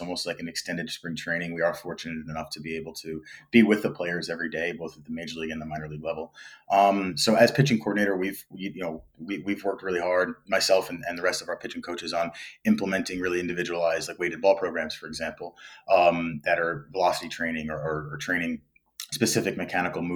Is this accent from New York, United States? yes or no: yes; New York, United States; moved away as an adult; now in South Korea; I was born and raised in New York